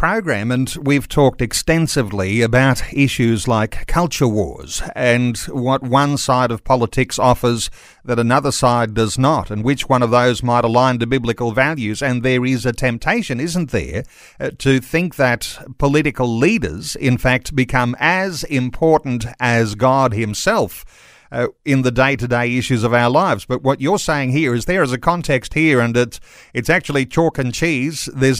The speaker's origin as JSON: {"language": "English", "country": "Australia", "said": "But as an Australian Christian, context-wise, your article touches on some really important things."}